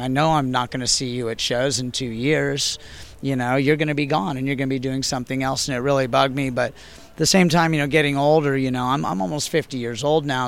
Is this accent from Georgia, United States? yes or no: no; San Diego, California, United States; moved away as an adult; also born or lived in Austin, Texas; I am actually back in my hometown of San Diego